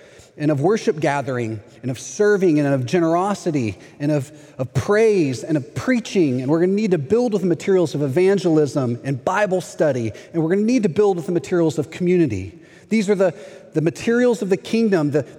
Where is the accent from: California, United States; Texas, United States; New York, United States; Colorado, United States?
Texas, United States; moved away as an adult; now in Orlando, United States; I'm from Texas